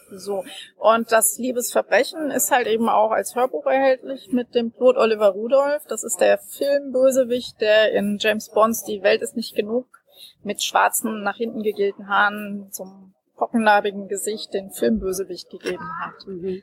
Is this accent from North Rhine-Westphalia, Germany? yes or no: no; Frankfurt, Hesse, Germany; in meiner Heimatstadt Frankfurt.